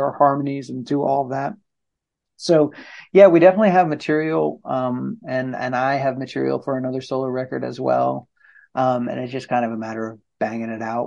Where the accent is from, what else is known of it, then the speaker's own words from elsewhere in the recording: New England, United States; moved away; also born or lived in Santa Cruz, California; I'm from New England